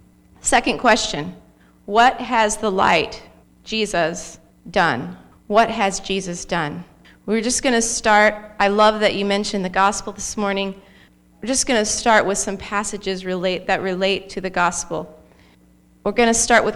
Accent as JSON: {"language": "English", "town": "Arcadia", "region": "Florida", "country": "United States", "tie": "born or raised there", "said": "I was raised in Arcadia, Florida."}